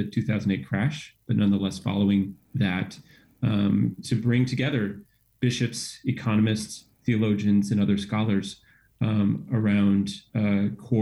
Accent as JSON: {"language": "English", "country": "United States", "said": "We as American Catholics"}